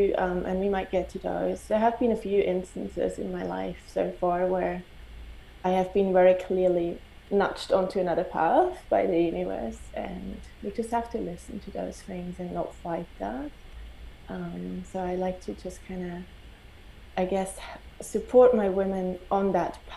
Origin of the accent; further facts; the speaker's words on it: Switzerland; I grew up in Switzerland. I never felt home within my country